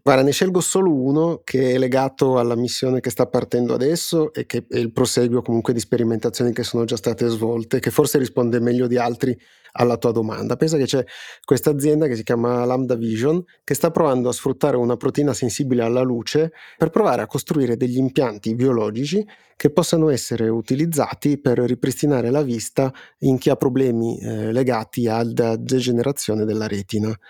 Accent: Piedmont, Italy; soprattutto tu e io che siamo piemontesi

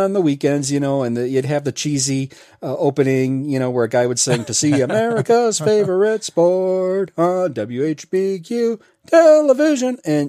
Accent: Memphis, Tennessee, United States; now in Chicago, United States; I grew up in Memphis

